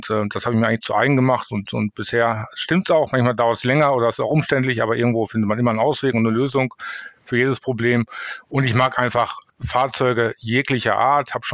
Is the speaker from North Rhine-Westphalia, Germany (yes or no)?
yes; North Rhine-Westphalia, Germany; dann bin ich im Sauerland groß geworden, da gibt es ganz viele Talsperren, da haben wir auch gezeltet